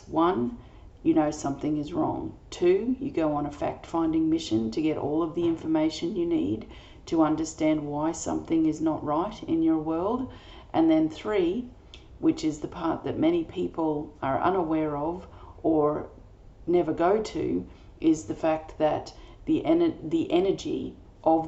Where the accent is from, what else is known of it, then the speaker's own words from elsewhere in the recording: Australia; I'm an Australian energy healer